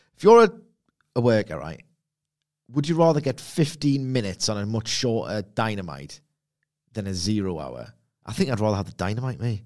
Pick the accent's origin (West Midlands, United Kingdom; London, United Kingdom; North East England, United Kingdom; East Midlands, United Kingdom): North East England, United Kingdom; Gateshead; I'm from Lowfell Gateshead